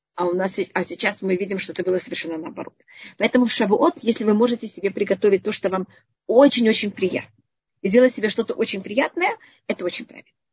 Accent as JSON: {"language": "Russian", "country": "Israel", "tie": "born or raised there", "said": "я почти всю жизнь живу в Израиле"}